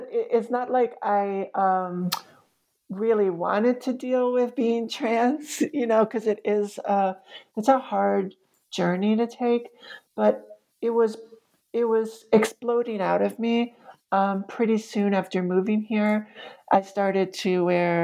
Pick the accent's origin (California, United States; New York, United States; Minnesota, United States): New York, United States; New York City; moved away as an adult; now in Roanoke, United States; the stereotypes that I had been raised with as a New Yorker.